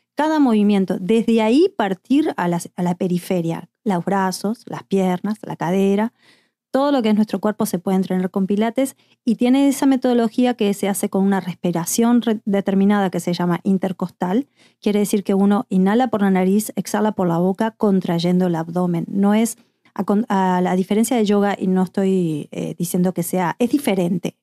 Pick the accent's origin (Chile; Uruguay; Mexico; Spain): Uruguay; Montevideo; moved away; yo soy de Montevideo, Uruguay